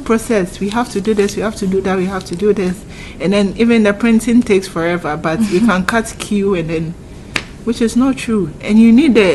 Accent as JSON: {"language": "English", "country": "Ghana", "said": "we, very typical Ghanaians"}